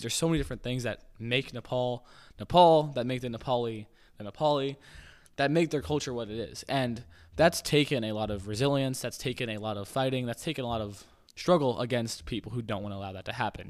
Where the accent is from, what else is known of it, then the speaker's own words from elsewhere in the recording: United States; an American